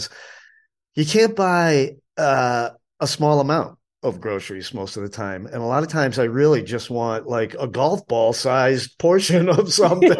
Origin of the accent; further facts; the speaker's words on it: Massachusetts, United States; moved away; I also grew up with Lay's potato chips up in Massachusetts.